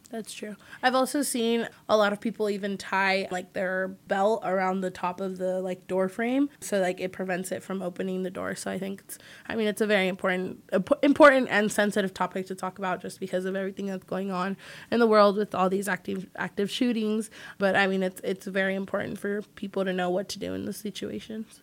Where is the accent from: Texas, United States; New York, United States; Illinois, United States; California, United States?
California, United States; Redwood City; I'm from the Bay Area and a little town called Redwood City